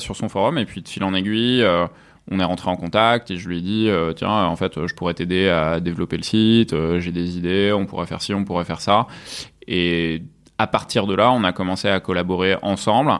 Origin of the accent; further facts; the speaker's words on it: near Avignon, Provence-Alpes-Côte d'Azur, France; moved away as an adult; also born or lived in Rouen, Normandy / Lyon; now in Paris, France; Je suis né à Rouen, en Normandie, et mhm. puis après j'ai vécu euh, en Provence, en fait, depuis l'âge de 10 ans. Mhm. à côté d'Avignon